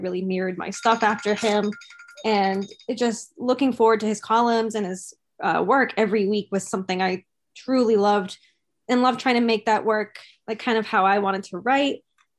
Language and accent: English; Boston, Massachusetts, United States; Just growing up in Boston too, is to have those people work within the Boston teams was super special.